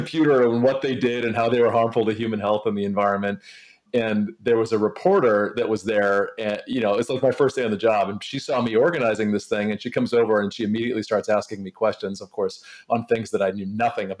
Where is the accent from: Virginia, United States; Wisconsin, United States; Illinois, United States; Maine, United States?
Maine, United States; my home state of Maine